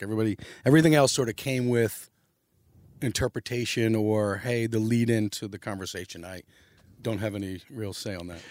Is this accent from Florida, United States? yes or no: no; New York City, New York, United States; also born or lived in Long Island; I was born in Long Island, but I grew up in New York City